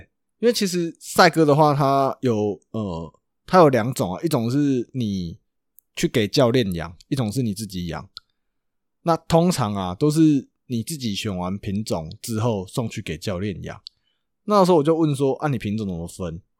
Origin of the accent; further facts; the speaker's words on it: Chiayi, Taiwan; 我们是嘉义的嘛，那可能会有高雄，可能会有台北的